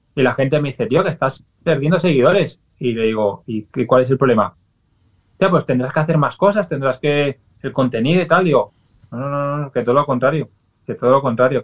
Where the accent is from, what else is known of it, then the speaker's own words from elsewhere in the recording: Valencia, Valencian Community, Spain; yo soy de Valencia, que vengo de familia andaluza